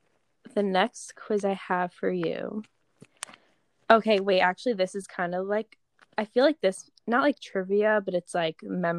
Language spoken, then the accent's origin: English; Long Island, New York, United States; accent: Long Island; my Long Island accent is like coming out when I read that.